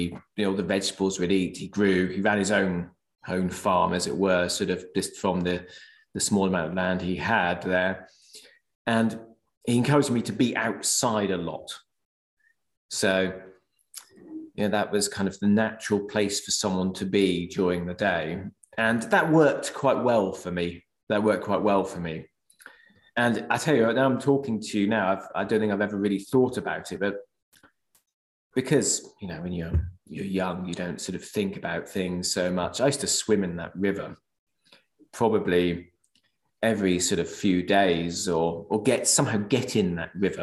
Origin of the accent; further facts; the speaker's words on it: Norwich, East of England, United Kingdom; was brought up in Norwich, which is in Norfolk